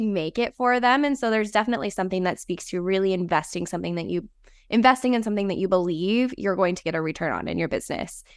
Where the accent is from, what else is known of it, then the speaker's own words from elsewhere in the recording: Las Vegas, Nevada, United States; I grew up in the desert. I grew up